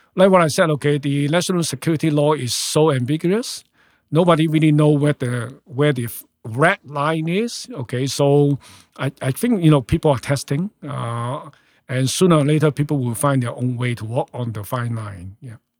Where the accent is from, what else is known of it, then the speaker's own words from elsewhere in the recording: Hong Kong; moved away as an adult; now in Canada; born and raised in Hong Kong. I left Hong Kong when I was thirty-three.